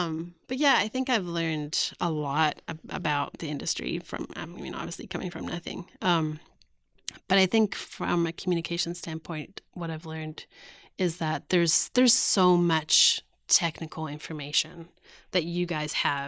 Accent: South Africa; I'm actually writing a book about growing up in South Africa.

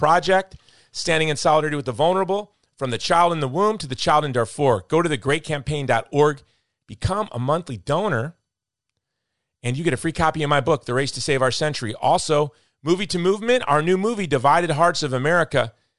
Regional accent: Hawaii, United States; now in Texas, United States; in my home state of Hawaii

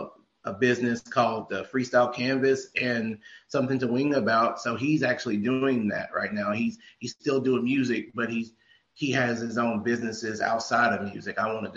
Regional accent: Norfolk, Virginia, United States; accent: East Coast; So they kind of messed with me because I'm from Norfolk, Virginia, and I moved down here.

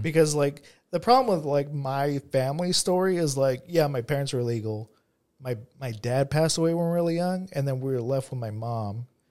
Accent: Monrovia, California, United States; I grew up in, I grew up in Monrovia

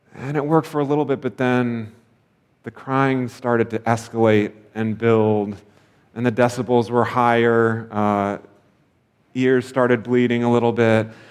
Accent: United States; as an American

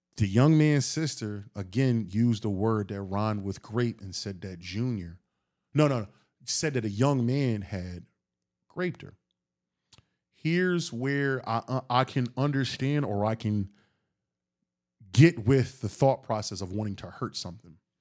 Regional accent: Philadelphia, Pennsylvania, United States; I'm from Philly

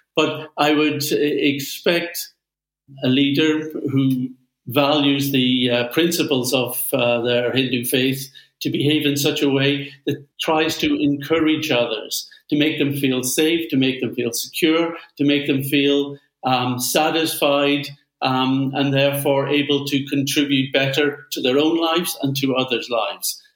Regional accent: Belfast, Northern Ireland, United Kingdom; my home town of Belfast

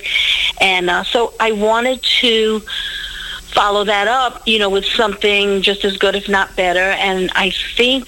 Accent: New York City, New York, United States; I'm born and raised in Brooklyn, New York.

